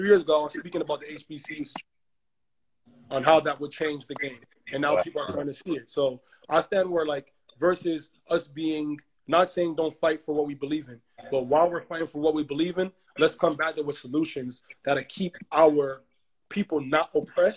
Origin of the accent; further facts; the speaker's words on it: Toronto, Ontario, Canada; also born or lived in Ghana; I'm from Ghana, but I'm born in Toronto. My parents are from Ghana